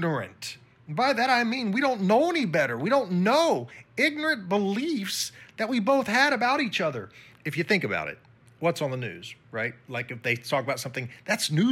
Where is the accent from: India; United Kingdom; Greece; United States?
United States; I'm from the U.S., but because my skin was pale compared to theirs